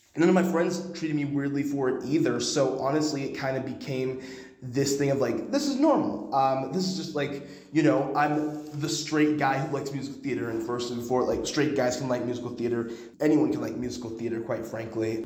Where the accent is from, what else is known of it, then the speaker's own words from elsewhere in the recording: Dallas, Texas, United States; moved away as an adult; now in Connecticut, United States; I grew up in Dallas and I go to Connecticut now